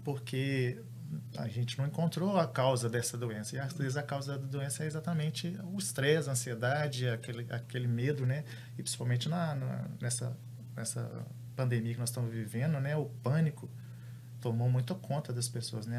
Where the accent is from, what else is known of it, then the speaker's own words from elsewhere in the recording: Belo Horizonte, Minas Gerais, Brazil; Eu também sou de Belo Horizonte